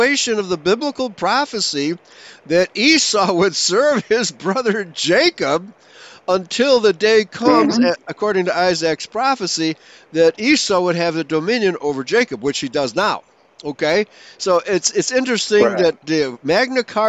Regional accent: Germany; now in United States; I was born in Germany

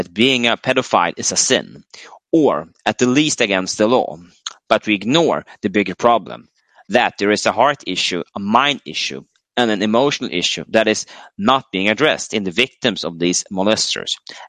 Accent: United States; As a teenage male growing up in America in the sexual revolution 70s, I was targeted by older males.

